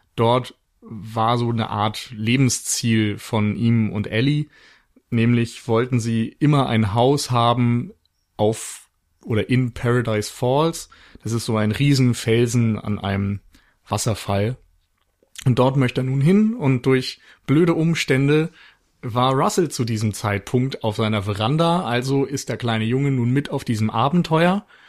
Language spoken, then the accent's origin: German; Flensburg, Schleswig-Holstein, Germany; moved away; also born or lived in Mainz; aufgrund meiner Geburtsstadt für einen Flensburger Frühlingsbock entschieden